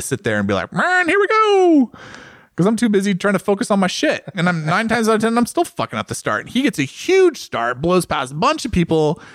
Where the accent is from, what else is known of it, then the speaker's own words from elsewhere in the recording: United States; I'm obviously American